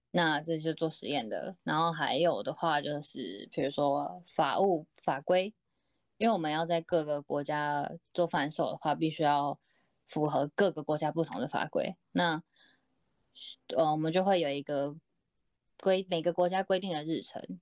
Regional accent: Taiwan; 我是台湾人啦

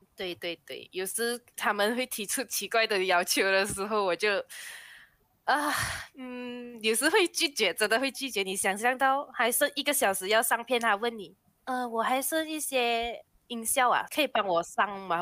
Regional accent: Malaysia; 我是马来西，来自马来西亚的

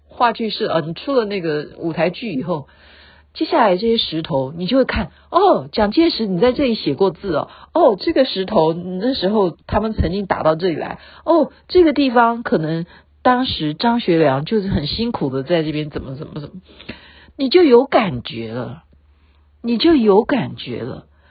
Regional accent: Taiwan; 毕竟我生在这里，长在这里

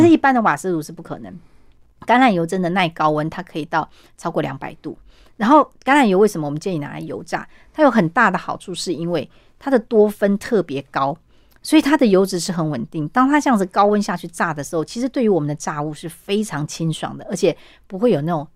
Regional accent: Taiwan; 我们台湾人

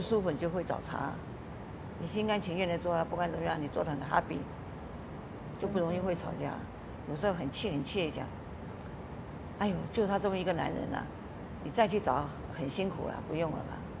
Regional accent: Taiwan; moved away as an adult; also born or lived in Washington, United States; now in United States; 我说我刚刚到，也是从台湾来的。

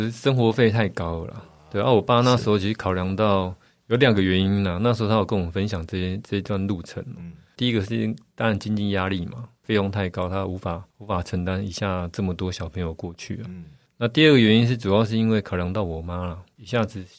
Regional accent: Taipei, Taiwan; 就在大道城啊，以前的公司就在我家楼下。

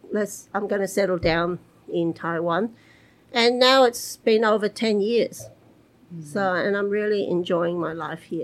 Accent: Melbourne, Victoria, Australia; also born or lived in Hong Kong; I'm originally from Melbourne in Australia, born, born in Melbourne. And uh, I, when I was one year old, my family, we moved to Hong Kong for 10 years. So, although I was born in Australia, I was kind of raised in Hong Kong.

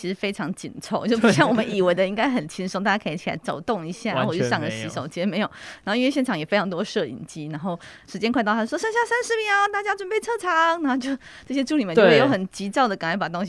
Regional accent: Miaoli County, Taiwan; 我在客家庄长大，我在苗栗长大嘛，所以我的台语和客语其实都非常的不好，就是可以听

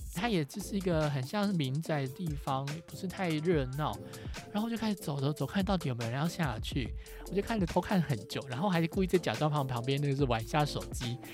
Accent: Taiwan; 我是从台湾来的

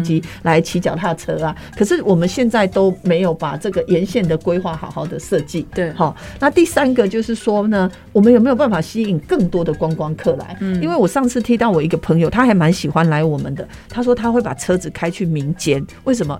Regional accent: Nantou County, Taiwan; 我在投射的长大

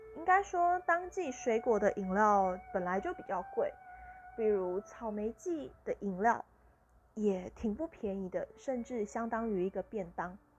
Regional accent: Tainan, Taiwan; also born or lived in Pingtung; 我家就是盛产芒果的地方，而我的老家在屏东，家里有自己种芒果，那我是台南人，在御景那边，也是有芒果的，是芒果的产地，盛产的地方

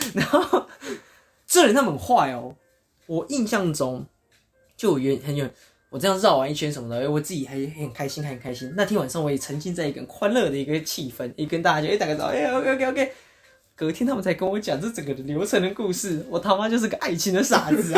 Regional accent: Japan; 我们日本人

